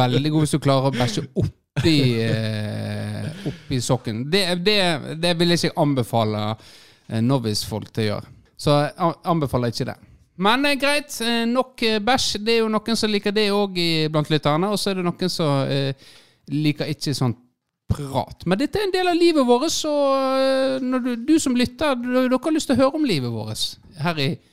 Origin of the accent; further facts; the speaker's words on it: Florø, Vestland, Norway; jeg er fra Florø